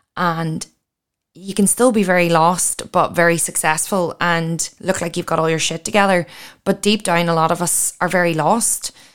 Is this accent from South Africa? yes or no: no; Ireland; moved away as an adult; now in Australia